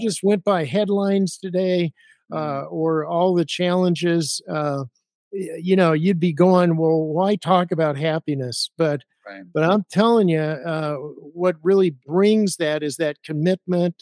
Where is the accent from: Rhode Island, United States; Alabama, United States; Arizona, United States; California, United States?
Arizona, United States; I grew up in Arizona